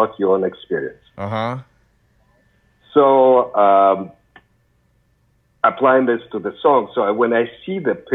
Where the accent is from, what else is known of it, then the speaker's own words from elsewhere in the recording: Ukraine; moved away; I come from the Soviet Union, actually Ukraine, not Russia